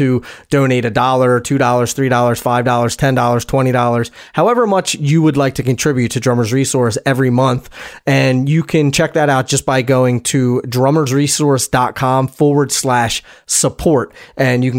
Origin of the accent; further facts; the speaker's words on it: East Coast, United States; now in US (West Coast); I'm originally from the East Coast.